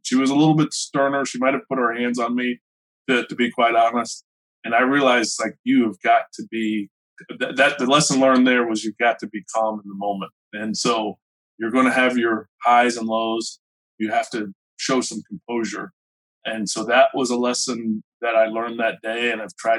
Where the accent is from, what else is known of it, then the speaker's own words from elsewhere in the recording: Gainesville, United States; Growing up in Gainesville, I had a good group of friends.